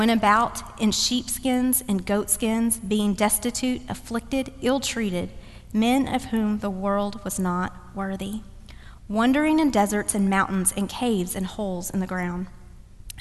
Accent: Dallas, Texas, United States; now in Cary, United States; run in Dallas, always run in my hometown

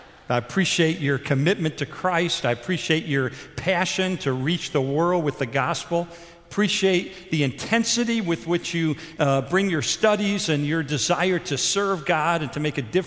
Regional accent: Chicago, Illinois, United States; moved away as an adult; now in Houston, United States; we're in Houston, and I'm from Chicago.

